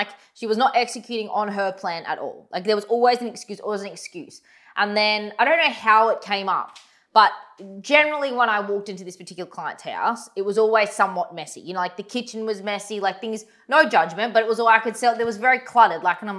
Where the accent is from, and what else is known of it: Goondiwindi, Queensland, Australia